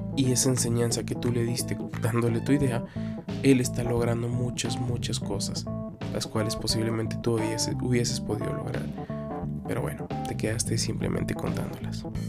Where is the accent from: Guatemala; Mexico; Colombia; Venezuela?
Guatemala; acá en mi país, Guatemala